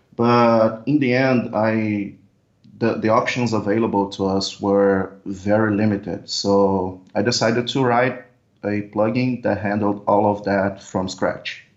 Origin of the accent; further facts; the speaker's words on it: Brazil; I'm from Brazil